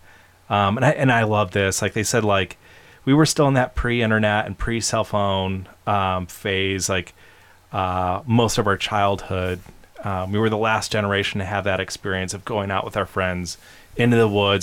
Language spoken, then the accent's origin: English; Brighton, Michigan, United States; growing up in Brighton, Michigan, when it was, like, a small town